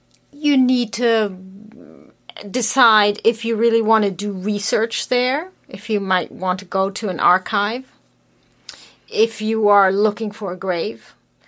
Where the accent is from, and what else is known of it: Germany